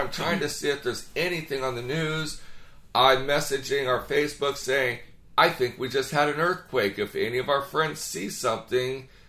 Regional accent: California, United States; We're from California.

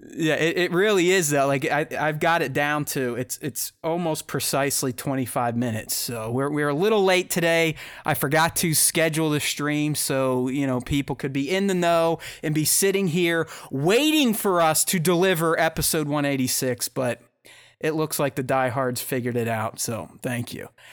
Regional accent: Pittsburgh, Pennsylvania, United States; I'm from Pittsburgh, so I'm a Steelers fan

